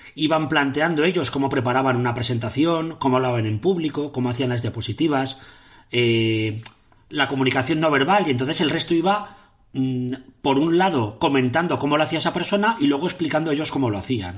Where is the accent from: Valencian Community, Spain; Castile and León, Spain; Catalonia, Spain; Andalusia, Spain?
Valencian Community, Spain; Catarroja; era en un pueblo de Valencia que se llama Catarroja, lo más fuerte es que es mi pueblo